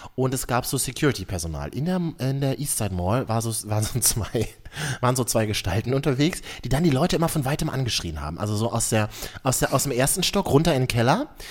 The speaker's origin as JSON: {"language": "German", "region": "Berlin", "country": "Germany", "said": "mir als Berliner, ja. wir Berliner glauben ja, wir haben alles erfunden"}